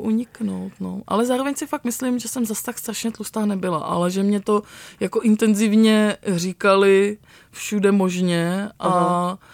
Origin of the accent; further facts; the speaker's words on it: Pardubice, Pardubice Region, Czechia; also born or lived in Vranov Reservoir (South Moravia); já jsem vyrostla částečně v Pardubicích